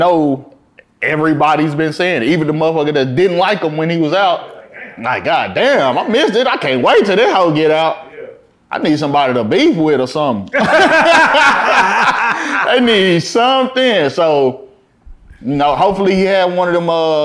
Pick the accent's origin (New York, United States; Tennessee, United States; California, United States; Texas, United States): Texas, United States; Fort Worth; coming from Fort Worth